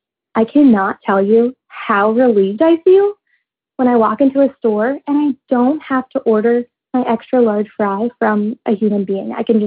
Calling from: Baltimore, Maryland, United States; I'm calling you from Baltimore.

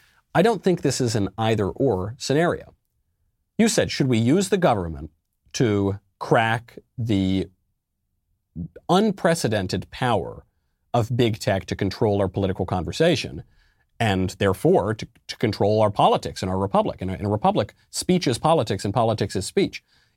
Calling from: Illinois, United States; I'm from Illinois.

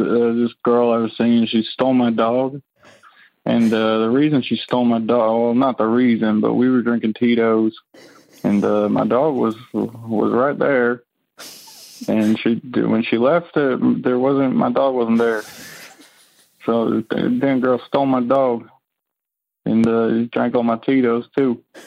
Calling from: Richmond, Virginia, United States; I'm calling from Richmond, Virginia

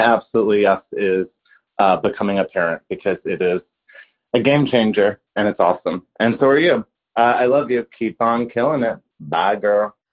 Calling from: New York, United States; I'm calling from New York

